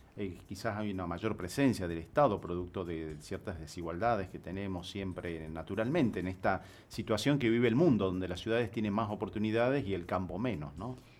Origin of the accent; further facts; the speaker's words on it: Tucumán, Argentina; now in Catamarca, Argentina; Yo soy tucumano, vivo acá hace muchos años en Catamarca